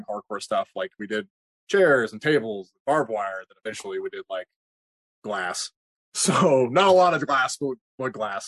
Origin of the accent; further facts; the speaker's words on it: Kansas, United States; I trained in Kansas. I'm from Kansas.